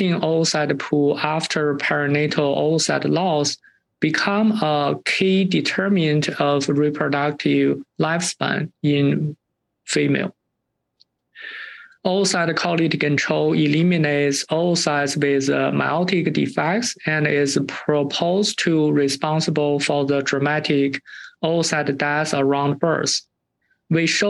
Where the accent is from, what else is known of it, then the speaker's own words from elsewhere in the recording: China; moved away as an adult; now in Illinois, United States; I grew up in China